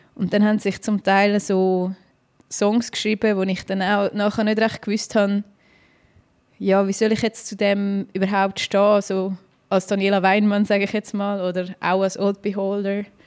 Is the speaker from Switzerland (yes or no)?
yes; Dietikon, Zurich, Switzerland; ich bin jetzt in Dietiken aufgewachsen, das ist so eine Aglo zwischen Baden und Zürich